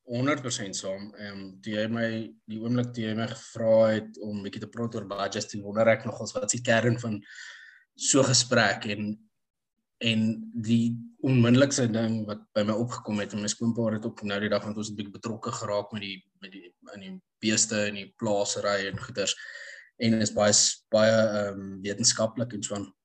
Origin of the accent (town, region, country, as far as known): Pretoria, Gauteng, South Africa; born or raised there; also born or lived in Empangeni / London / United States